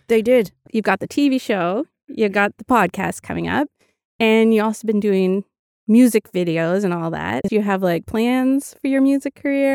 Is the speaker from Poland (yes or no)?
no; Lawrencetown, Nova Scotia, Canada; I grew up in Lawrencetown